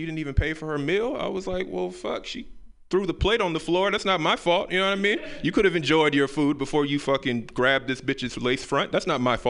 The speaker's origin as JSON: {"language": "English", "town": "Memphis", "region": "Tennessee", "country": "United States", "moved": "yes", "said": "I'm from the South, Memphis, Tennessee"}